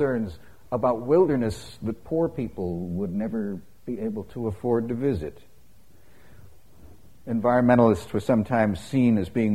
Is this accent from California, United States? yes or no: yes; California, United States; now in Kentucky, United States; I grew up in California, the Golden State.